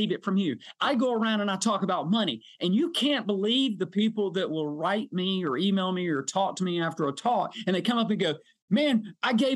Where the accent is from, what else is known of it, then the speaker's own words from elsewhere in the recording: South Georgia, United States; also born or lived in Valdosta, Georgia; I'm a South Georgia guy. I was born in Hay Hire